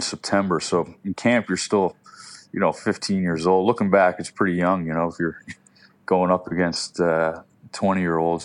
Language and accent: English; Halifax, Nova Scotia, Canada; I grew up in the West End of Halifax